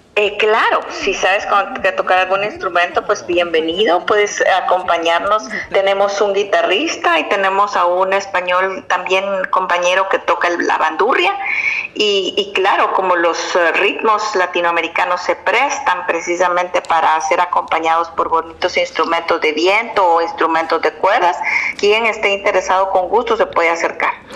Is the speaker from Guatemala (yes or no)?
yes; Guatemala; moved away; Yo soy guatemalteca